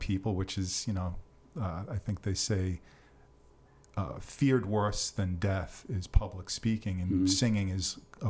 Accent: Long Island, New York, United States; accent: New York; now in Somerville, United States; I grew up in New York on the island.

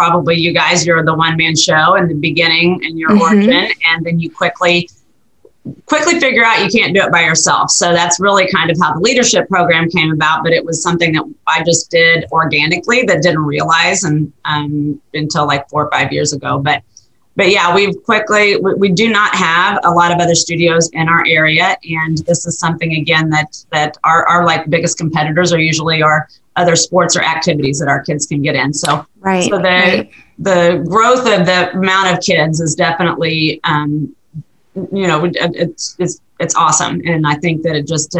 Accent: rural Missouri, United States; also born or lived in Northern Virginia; I'm actually located in rural Missouri. So we're about 100 miles east in Kansas City. And this is my hometown

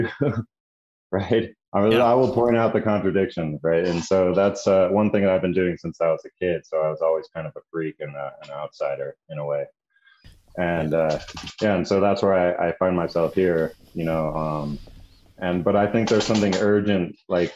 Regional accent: the West, United States; also born or lived in New Mexico; growing up in the West and being the child of hippies

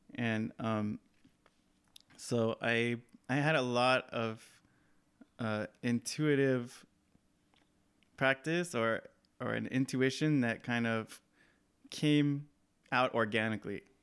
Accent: Hesperia, California, United States; in my hometown in the house that I grew up in, in, um, in the Mojave Desert in Southern California. Uh, there's a small town called Hesperia

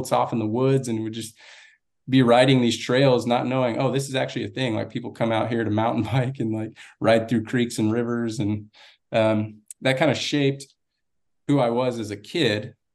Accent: Austin, Texas, United States; also born or lived in Laredo, Texas; now in Florida, United States; when I was about one, we moved to Austin. And so I pretty much grew up in Austin, Texas.

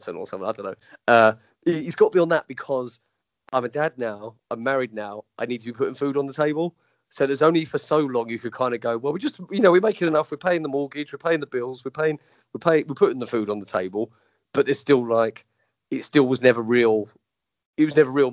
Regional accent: England, United Kingdom; I'm English.

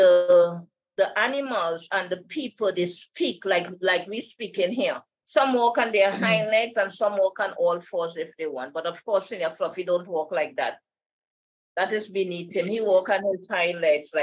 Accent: Trinidad & Tobago; I'm from Trinidad

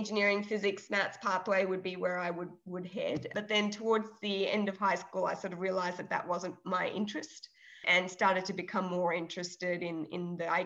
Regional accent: Melbourne, Victoria, Australia; also born or lived in Trivandrum, Kerala, India; I schooled there until I was in grade three or four. And then my family migrated to Australia and to Melbourne. And I've been in Melbourne ever since.

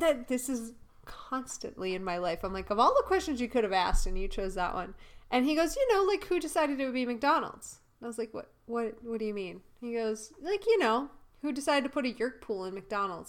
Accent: Canada; moved away; also born or lived in United States; I moved away from Canada

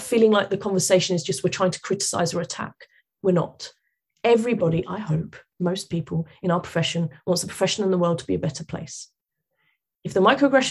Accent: London, United Kingdom; I'm British. I was born here, grew up here, educated here. I'm British. I happen to have Portuguese parents, right, who emigrated here. But the amount of times of where are you from, I go, London. Where? South London. Where? Vauxhall.

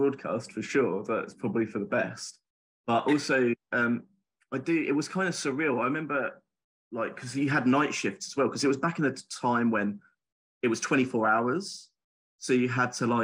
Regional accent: Essex, East of England, United Kingdom; I'm from Essex

